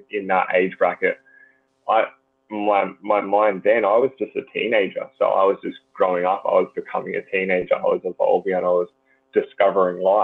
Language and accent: English; Gold Coast, Queensland, Australia; growing up on the Gold Coast, the beaches are amazing